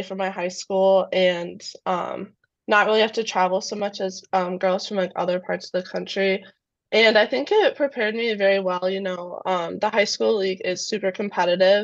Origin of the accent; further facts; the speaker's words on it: Brainerd, Minnesota, United States; also born or lived in Edina, Minnesota / Mound, Minnesota; I grew up in Brainerd, Minnesota, so a little farther north.